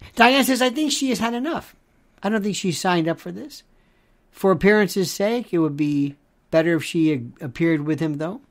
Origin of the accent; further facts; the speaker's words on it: Tampa, Florida, United States; I loved growing up in Florida. I loved, in Tampa, Cuban food. Knew it all my life.